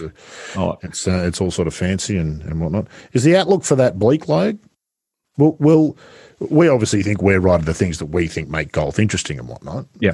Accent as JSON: {"language": "English", "town": "Sydney", "region": "New South Wales", "country": "Australia", "tie": "born or raised there", "said": "Growing up in Sydney"}